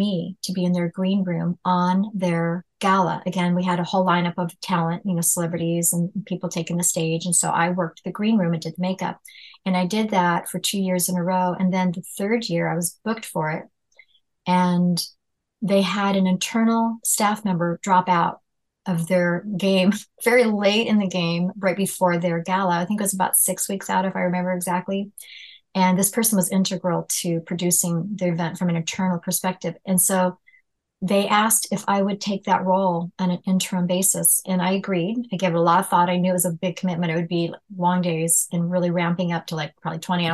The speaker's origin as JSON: {"language": "English", "region": "California", "country": "United States", "tie": "born or raised there", "said": "growing up in California"}